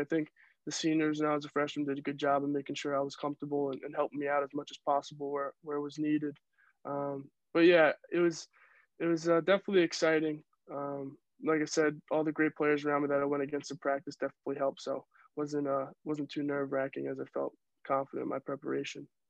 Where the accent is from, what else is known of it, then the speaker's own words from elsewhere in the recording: Yorktown Heights, New York, United States; moved away as an adult; also born or lived in Maryland; growing up in Yorktown